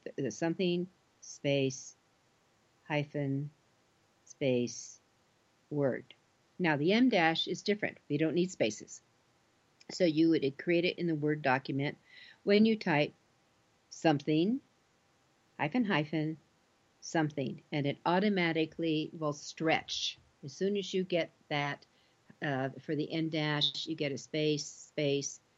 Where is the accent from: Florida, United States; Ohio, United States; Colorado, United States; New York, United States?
Colorado, United States; I come from Colorado